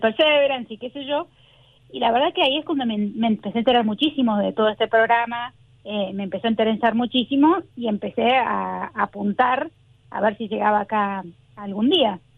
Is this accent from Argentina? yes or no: yes; Argentina; moved away as an adult; also born or lived in New Jersey, United States; now in Los Angeles, United States; yo me fui eh, de Argentina a los 19 años. Me vine acá de Estados Unidos el día que cumplí 19 a empezar mi carrera universitaria acá